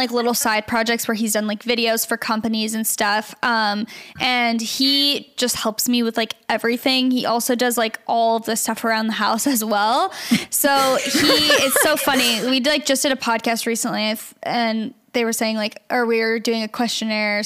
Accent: Gilbert, Arizona, United States; now in Los Angeles, United States; I'm from Gilbert, really? Arizona

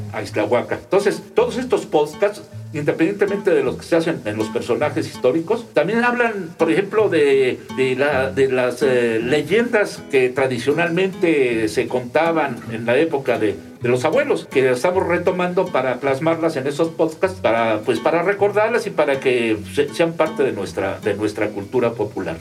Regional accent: Ixtlahuaca, State of Mexico, Mexico; soy un islahuaquense eh, que, entre comillas, amo mucho a mi pueblo

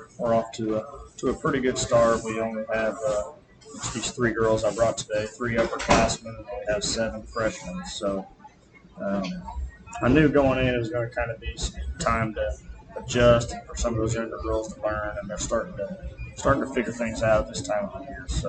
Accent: Chadwick, Missouri, United States; I was able to return to my hometown school

